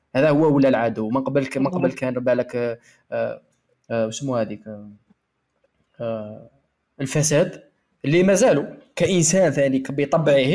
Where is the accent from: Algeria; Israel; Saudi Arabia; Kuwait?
Algeria; أنا جزائري